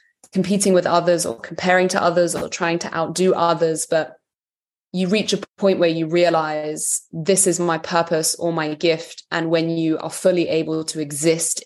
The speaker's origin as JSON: {"language": "English", "region": "London", "country": "United Kingdom", "tie": "born or raised there", "said": "I am Serbian by heritage, but I was raised in London"}